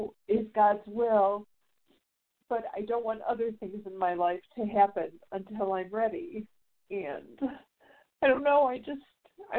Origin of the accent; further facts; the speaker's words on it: Chicago, Illinois, United States; now in Vonore, Tennessee, United States; back in Chicago, my hometown